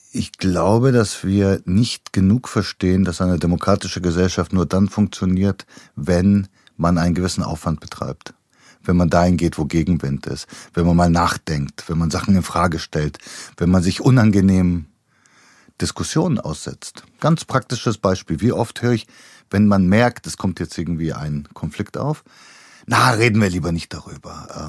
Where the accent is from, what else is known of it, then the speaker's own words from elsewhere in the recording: Bulgaria; moved away; in Bulgarien, wo ich herkomme